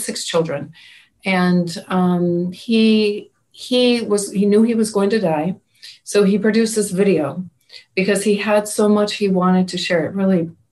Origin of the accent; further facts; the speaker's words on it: Pacific Northwest, United States; I'm from the Pacific Northwest